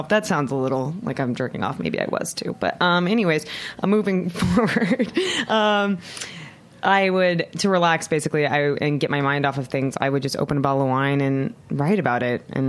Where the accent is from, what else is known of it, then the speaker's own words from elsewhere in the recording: Southern California, United States; now in Los Angeles, United States; I'm from Southern California